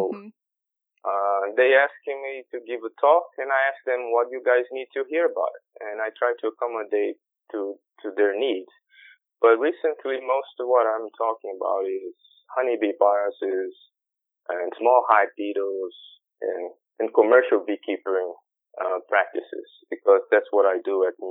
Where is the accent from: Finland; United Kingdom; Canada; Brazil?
Brazil; I'm from Brazil. I'm Brazilian.